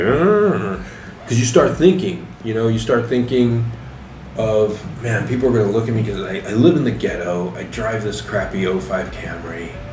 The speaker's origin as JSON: {"language": "English", "town": "Tucson", "region": "Arizona", "country": "United States", "tie": "born or raised there", "said": "I grew up in Tucson in a very poor neighborhood"}